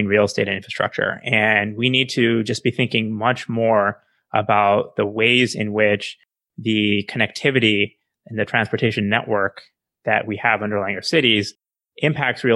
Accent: Chandigarh, India; Chandigarh, for instance, which is the city I was born in India

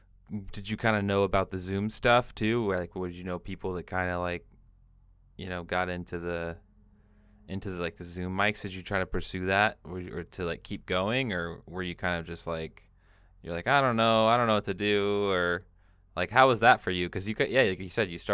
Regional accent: Washington, United States; now in California, United States

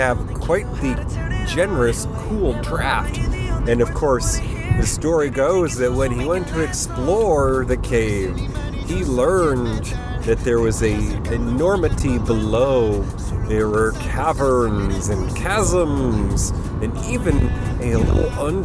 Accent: New York, United States; I grew up in New York

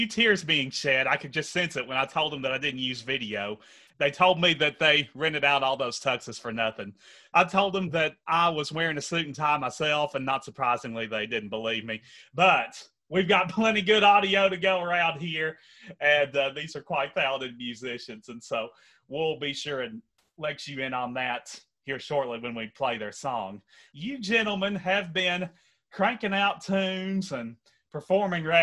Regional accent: Henderson, Kentucky, United States; my hometown, actually, at the WC Handy Blues and Barbecue Festival

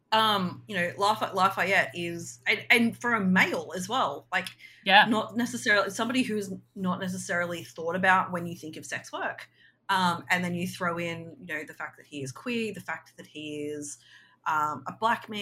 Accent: Australia; We're just Australian rednecks

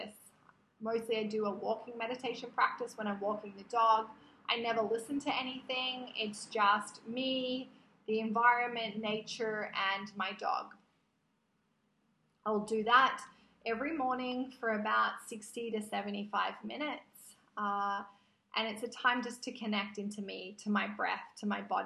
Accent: Australia; moved away; I was born in Australia. My natural habitat is Australia.

